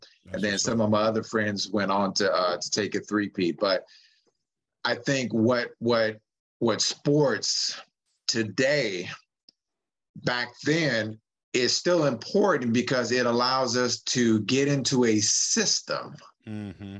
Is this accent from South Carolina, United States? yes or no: no; San Francisco, California, United States; I'm just a San Francisco man that grew up in the city. I grew up in the West Side projects